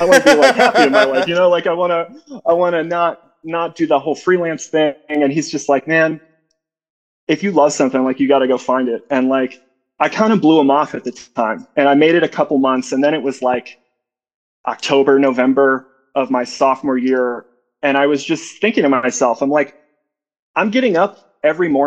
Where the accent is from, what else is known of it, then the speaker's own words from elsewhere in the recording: Chagrin Falls, Ohio, United States; moved away; also born or lived in Denton / Little Rock; originally, I'm from a little town on the east side of Cleveland called Chagrin Falls